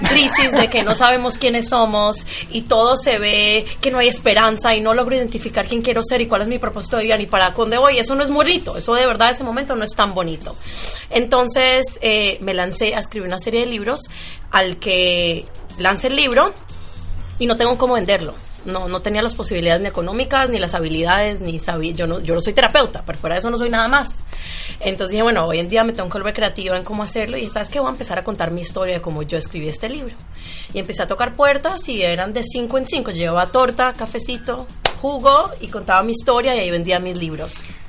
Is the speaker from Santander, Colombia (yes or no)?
no; Medellín, Antioquia, Colombia; now in United States; Yo soy de Medellín